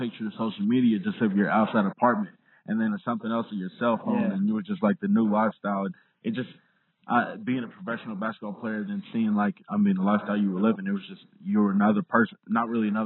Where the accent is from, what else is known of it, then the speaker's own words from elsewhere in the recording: Southeast Kansas, United States; as a kid growing up in Southeast Kansas